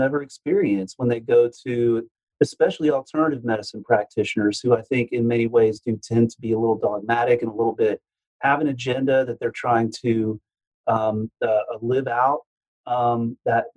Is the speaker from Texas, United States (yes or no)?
yes; Houston, Texas, United States; I'm from Houston, so I grew up in the South